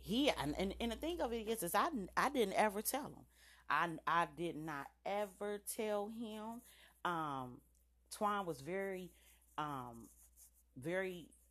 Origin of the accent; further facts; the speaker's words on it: United States; I'm an American. Period. This is my country